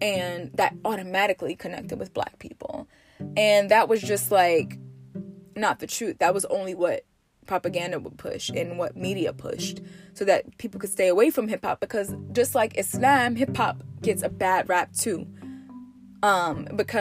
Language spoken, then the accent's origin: English; United States; I'm from America, you know, I'm a 90s baby